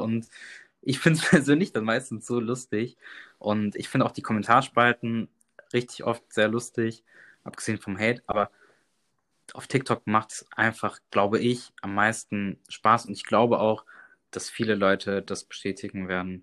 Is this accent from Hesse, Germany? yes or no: no; Bonn, North Rhine-Westphalia, Germany; moved away as an adult; also born or lived in Dortmund; ich bin ja mit 18 Jahren von zu Hause ausgezogen, weil ich halt, ich komme aus Bonn